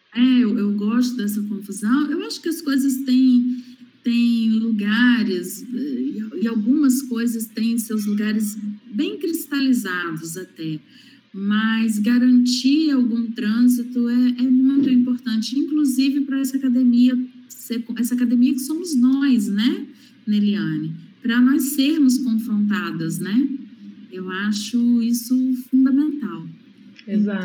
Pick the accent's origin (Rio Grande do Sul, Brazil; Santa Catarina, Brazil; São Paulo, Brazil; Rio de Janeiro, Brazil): Rio de Janeiro, Brazil; interior of Rio de Janeiro state, Brazil; não sou periférica, mas sou interiorana no interior do estado do Rio de Janeiro